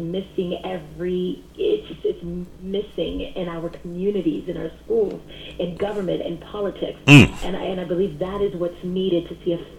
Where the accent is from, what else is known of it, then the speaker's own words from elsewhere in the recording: Boston, Massachusetts, United States; I am born and bred right here in Boston, Massachusetts